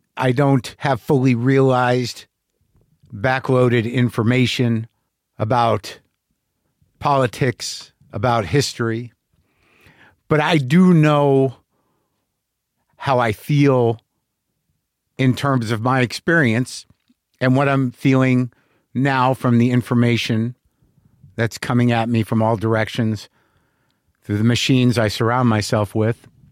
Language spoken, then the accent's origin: English; United States; I'm an American Jew